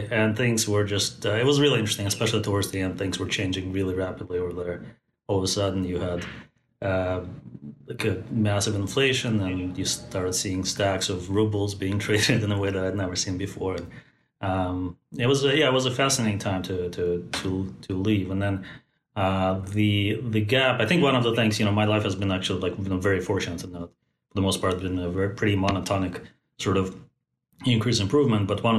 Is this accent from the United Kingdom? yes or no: no; Russia; English is a second language; In fact, growing up in Soviet Russia, I remember being a little kid thinking to myself, what are the chances that I would be born in the best country in the history of the world?